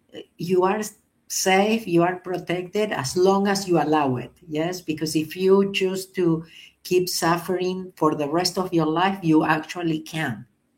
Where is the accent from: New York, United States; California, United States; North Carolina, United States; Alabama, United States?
New York, United States; I am from New York.